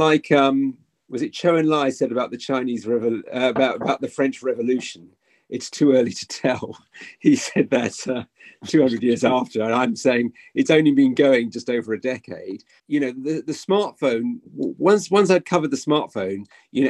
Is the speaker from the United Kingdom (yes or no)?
yes; United Kingdom; as a British journalist